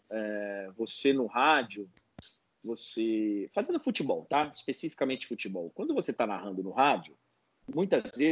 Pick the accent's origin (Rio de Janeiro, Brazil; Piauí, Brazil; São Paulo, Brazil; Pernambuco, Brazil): São Paulo, Brazil; Guarulhos; Meu pai é do interior, mas eu sou aqui, sou de Guarulhos, sou da Grande São Paulo, tal.